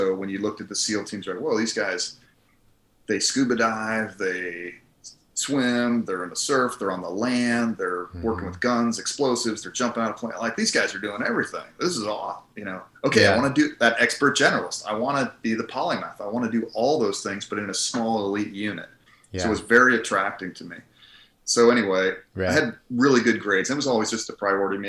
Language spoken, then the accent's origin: English; Colorado, United States; also born or lived in Philadelphia, Pennsylvania / Harrisburg, Pennsylvania; I grew up mostly in Colorado. Junior high and high school is Colorado